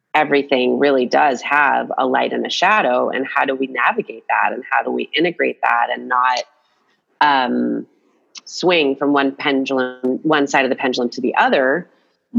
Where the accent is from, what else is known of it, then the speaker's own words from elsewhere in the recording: Atlanta, Georgia, United States; I grew up in Atlanta, Georgia.